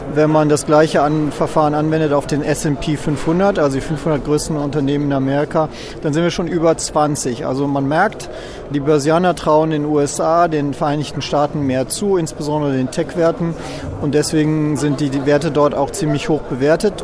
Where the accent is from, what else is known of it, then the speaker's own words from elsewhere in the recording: Germany; als Europäer und als Deutscher